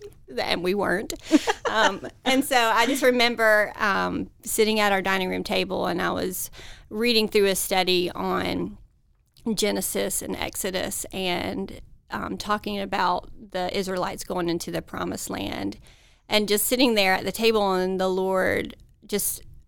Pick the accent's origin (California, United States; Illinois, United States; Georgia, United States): Georgia, United States; Columbus; I grew up in Columbus, Georgia